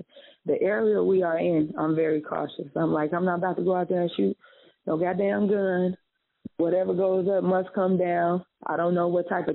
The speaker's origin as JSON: {"language": "English", "town": "Chicago", "region": "Illinois", "country": "United States", "also_born_or_lived": "Indiana", "moved": "yes", "said": "I'm from Chicago"}